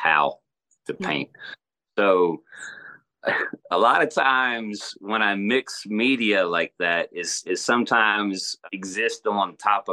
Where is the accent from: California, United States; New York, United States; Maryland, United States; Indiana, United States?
Maryland, United States; moved away as an adult; also born or lived in Lancaster, Pennsylvania / Texas; now in Alabama, United States; I grew up up north in Maryland mostly.